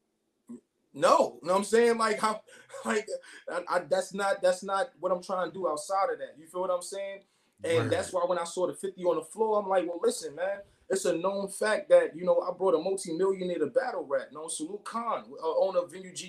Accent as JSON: {"language": "English", "town": "Brooklyn", "region": "New York", "country": "United States", "said": "I'm from Brooklyn"}